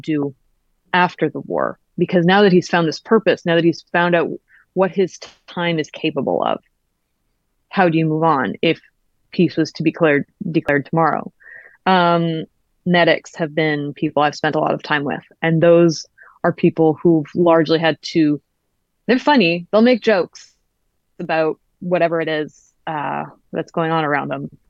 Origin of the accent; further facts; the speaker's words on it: Canada; I was born in Canada